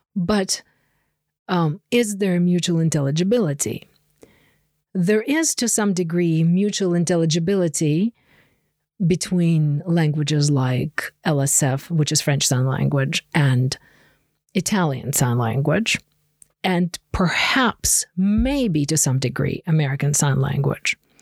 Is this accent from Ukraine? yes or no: yes; Ukraine; English is a second language; now in Connecticut, United States; I grew up in Ukraine